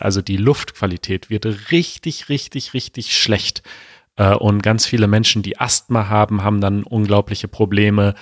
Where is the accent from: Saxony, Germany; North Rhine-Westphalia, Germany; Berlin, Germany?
Berlin, Germany; vor allem als Berliner